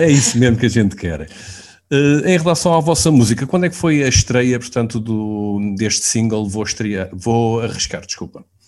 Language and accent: Portuguese; Queluz, Lisbon, Portugal; eu sou aqui de Queluz